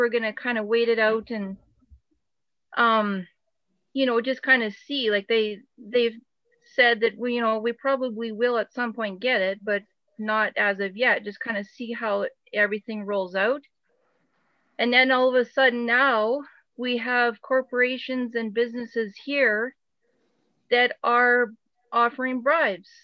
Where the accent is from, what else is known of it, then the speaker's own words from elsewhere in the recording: Alberta, Canada; my husband and I, we're from Alberta, Canada